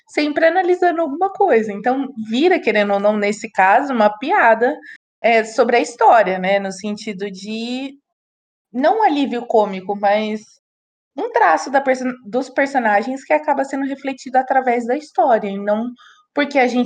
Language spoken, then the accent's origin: Portuguese; São Paulo, Brazil; porque a Gabi é do Rio de Janeiro, eu sou de São Paulo.